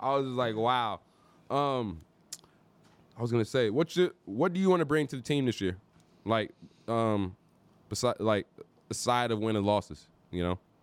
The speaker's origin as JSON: {"language": "English", "town": "St. Louis", "region": "Missouri", "country": "United States", "tie": "born or raised there", "moved": "yes", "said": "I was born and raised in Saint Louis, but moved down south here in two thousand"}